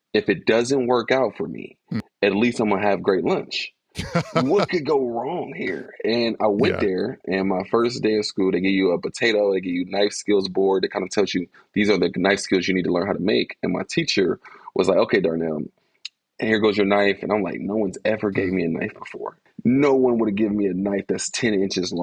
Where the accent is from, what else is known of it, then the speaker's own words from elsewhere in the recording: Columbus, Ohio, United States; moved away as an adult; also born or lived in Philadelphia, Pennsylvania; now in Louisville, United States; I was born in Philly, raised in Columbus.